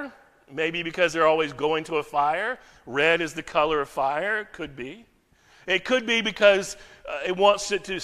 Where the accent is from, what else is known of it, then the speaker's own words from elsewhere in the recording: United States; now in Frankfurt, Germany; As an American